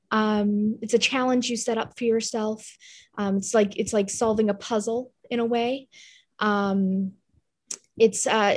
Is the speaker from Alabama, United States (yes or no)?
no; Massachusetts, United States; I'm from Massachusetts, but I have a studio in Rhode Island, here in New England